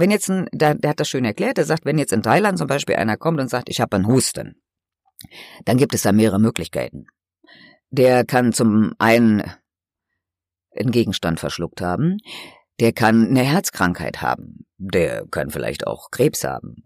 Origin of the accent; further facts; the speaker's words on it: Germany; dass ich hier geboren bin